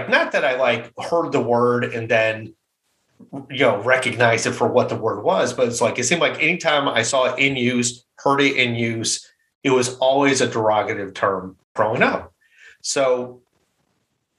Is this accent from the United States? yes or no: yes; Midwest, United States; growing up in the Midwest